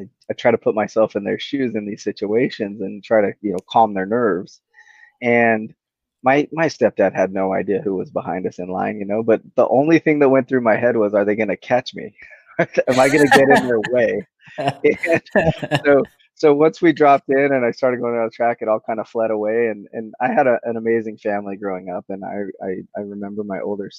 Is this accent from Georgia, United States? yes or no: no; Salt Lake City, Utah, United States; growing up in Salt Lake City, there was a lot of local pros